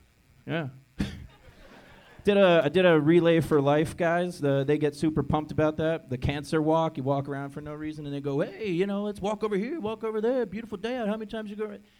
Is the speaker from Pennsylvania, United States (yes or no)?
yes; Pennsylvania, United States